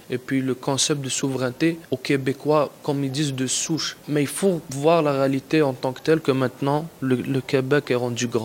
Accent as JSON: {"language": "French", "country": "Algeria", "also_born_or_lived": "Mexico", "moved": "yes", "lives_now": "Canada", "said": "je suis algérien, je suis né en Algérie. J'habitais au Mexique."}